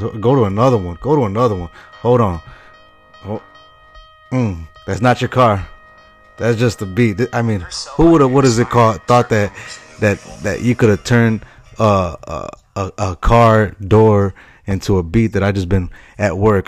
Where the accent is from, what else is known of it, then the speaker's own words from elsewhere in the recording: Chicago, Illinois, United States; moved away; the same hometown that I'm from, Chi Town, Chicago. Uh, love my hometown